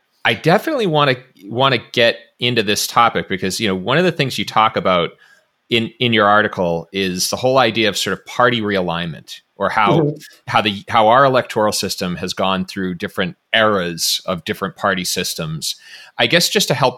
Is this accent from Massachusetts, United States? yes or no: yes; Massachusetts, United States; my home state of Massachusetts